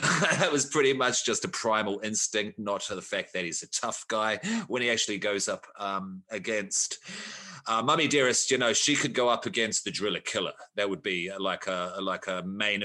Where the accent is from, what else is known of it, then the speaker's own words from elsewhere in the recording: Australia; I'm Australian